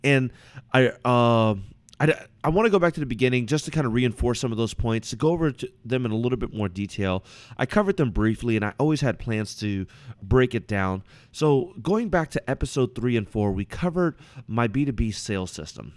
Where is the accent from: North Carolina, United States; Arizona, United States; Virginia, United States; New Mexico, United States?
Virginia, United States; now in Washington, United States; I'm originally from Virginia.